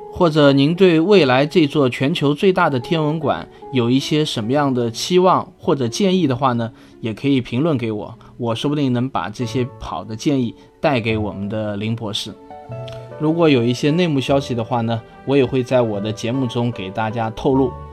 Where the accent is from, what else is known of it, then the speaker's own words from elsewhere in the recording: China; 我们中国人